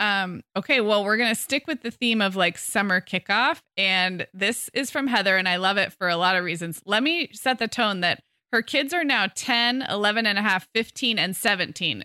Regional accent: California, United States; as a Californian

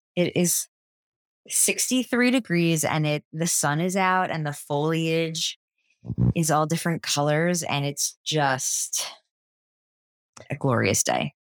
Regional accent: New Jersey, United States; I grew up in New Jersey

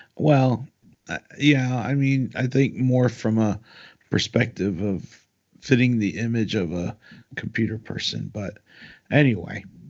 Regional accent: Raleigh, North Carolina, United States; we're from Raleigh

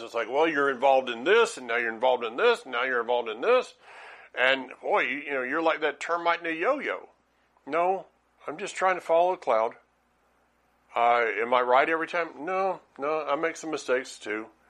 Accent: Franklin, North Carolina, United States; Franklin, North Carolina

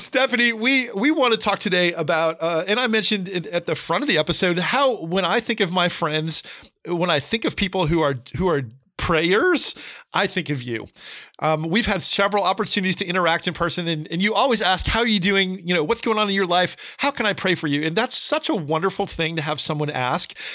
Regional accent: New Jersey, United States; also born or lived in California / Florida; now in Tennessee, United States; I grew up in New Jersey. I lived in California, lived in Florida, now in Tennessee

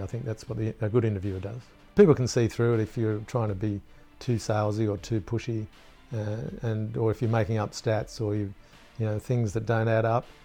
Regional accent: Gosford, New South Wales, Australia; born or raised there

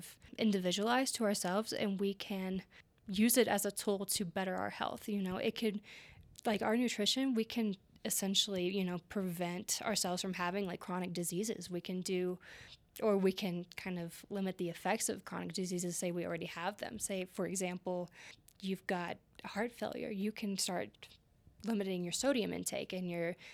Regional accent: Kentucky, United States; moved away as an adult; now in Estes Park, United States; I am actually from Kentucky. I just moved here last October, which is 2022.

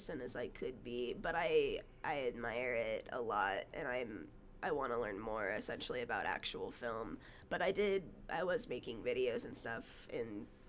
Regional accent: Brigham City, Utah, United States; also born or lived in Las Vegas, Nevada; Well, in as like an adolescent, mostly Brigham City, Utah.

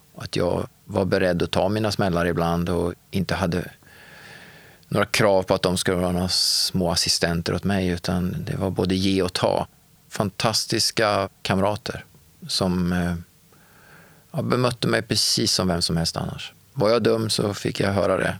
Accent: Örebro, Örebro County, Sweden; moved away as an adult; now in Gothenburg, Sweden; Jag är uppvuxen i Örebro och när jag var 25 år så flyttade jag till Göteborg och har levt där sedan dess.

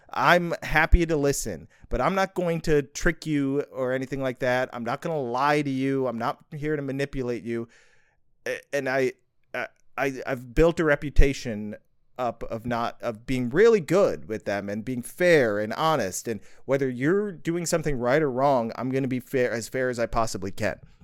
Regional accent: Libertyville, Illinois, United States; I was born in Libertyville, Illinois in nineteen eighty. So, I grew up there all my life

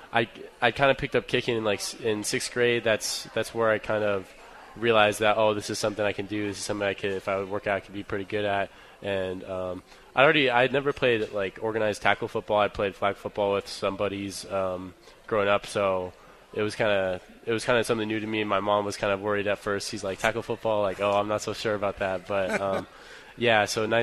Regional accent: Redmond, Washington, United States; also born or lived in California; My mom's lived in the same house for like the past 20 years, so in Redmond, Washington. So Redmond, Washington is like pretty much where I call home.

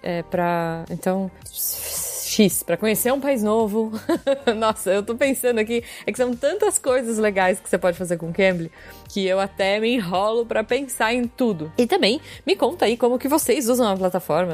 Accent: São Roque, São Paulo, Brazil; da terra da Artichoke

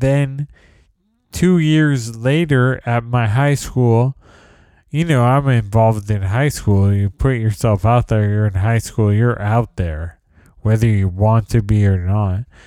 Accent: San Jose, California, United States; moved away as an adult; also born or lived in New York City, United States; now in San Leandro, United States; I moved back to San Jose in 2012

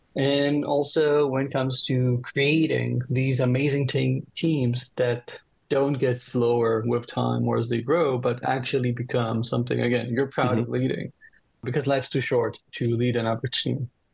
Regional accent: Israel; I'm from Israel

